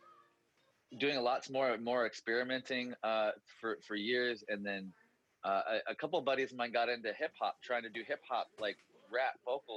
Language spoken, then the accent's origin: English; Chico, California, United States; also born or lived in Los Angeles; I'd recently moved back from LA back to kind of my hometown of Chico area, Northern California